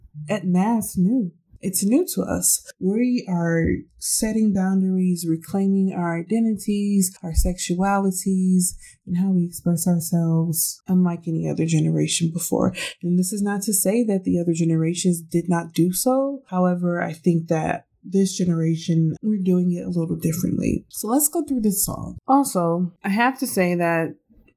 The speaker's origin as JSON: {"language": "English", "country": "United States", "said": "being Black American"}